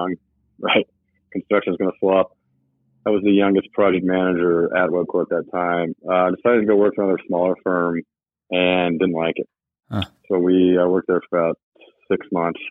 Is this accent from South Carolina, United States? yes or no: no; Kodiak, Alaska, United States; moved away; I was born in Alaska, spent 12 years on Kodiak Island, and it was a very blue-collar town, a fishing town.